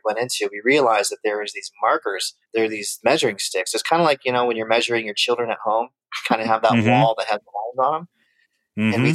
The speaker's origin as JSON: {"language": "English", "region": "interior of Alaska", "country": "United States", "tie": "born or raised there", "said": "I spent my childhood in the interior of Alaska, my grade school years, my early grade school years. So I grew up in Athabasca territory as a young boy."}